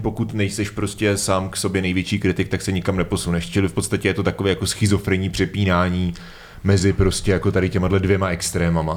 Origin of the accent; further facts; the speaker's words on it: Svitavy, Pardubice Region, Czechia; když jsem vyrůstal uh, ve Světavách